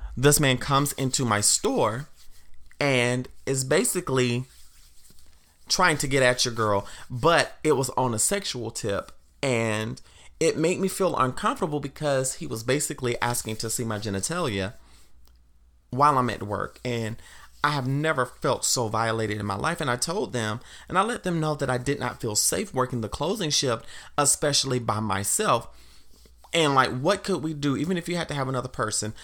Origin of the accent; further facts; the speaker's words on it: the South, United States; I grew up in the South, and the town that I grew up in, at one point, it was a sundown town.